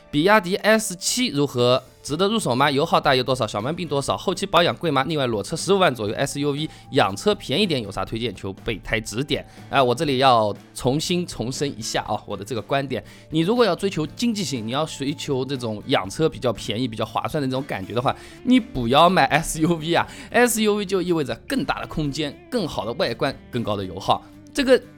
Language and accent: Chinese; southern China, China; accent: southern (南方人的口音); moved away as an adult; also born or lived in Hangzhou; now in Beijing, China; 像我这种南方人的口音，人家一听就听得出来